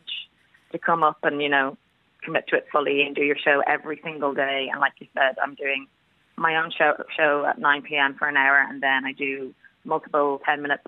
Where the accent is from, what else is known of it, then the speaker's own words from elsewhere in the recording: Howth, Leinster, Ireland; growing up in Howth